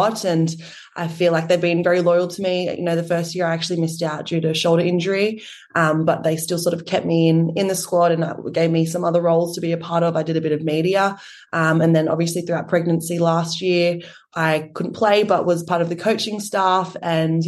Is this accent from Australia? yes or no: yes; Sydney, New South Wales, Australia; growing up in the Shire, we are both from Pacific Heritage